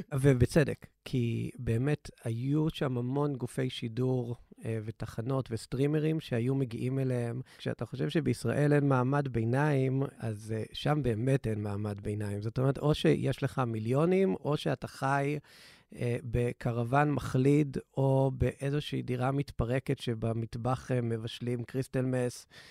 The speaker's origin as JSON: {"language": "Hebrew", "country": "Israel"}